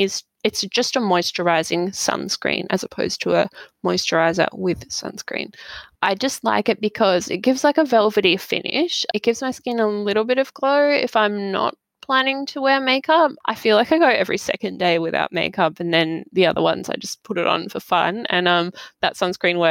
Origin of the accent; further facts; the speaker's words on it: Australia; I grew up in Australia.